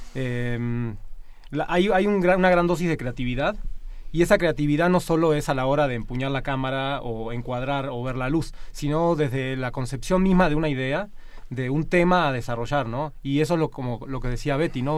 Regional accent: Argentina; now in Mexico; yo de hecho soy de origen argentino, ¿no? Vengo de una cultura latina también

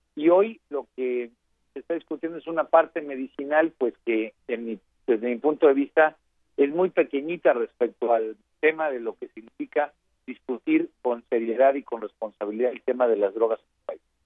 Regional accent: Guerrero, Mexico; Yo soy del estado de Guerrero

